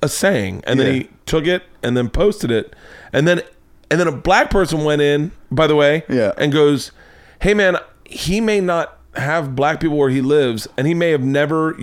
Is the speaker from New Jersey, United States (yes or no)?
no; North Carolina, United States; moved away; I grew up in the South.